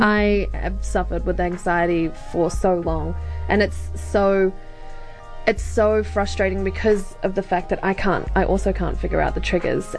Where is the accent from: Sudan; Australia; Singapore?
Australia; moved away; I grew up in Australia